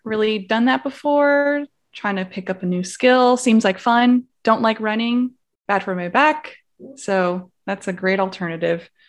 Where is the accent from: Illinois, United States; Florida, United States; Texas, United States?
Florida, United States; Miami; moved away as an adult; now in San Antonio, United States; I'm originally from Miami, Florida